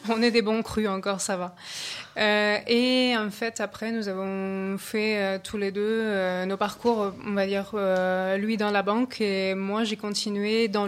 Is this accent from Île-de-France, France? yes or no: no; Annecy, Auvergne-Rhône-Alpes, France